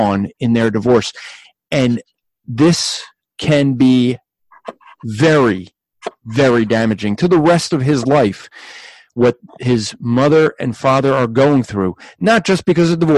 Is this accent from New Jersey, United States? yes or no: yes; New Jersey, United States; I'm from Jersey, and this is the insanity of New Jersey